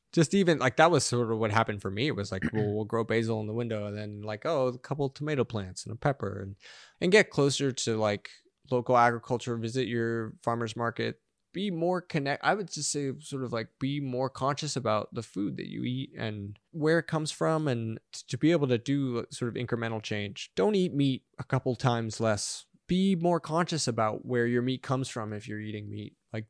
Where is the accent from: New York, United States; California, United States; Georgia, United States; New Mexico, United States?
California, United States; Los Angeles; That was like, it was a joke growing up in Los Angeles.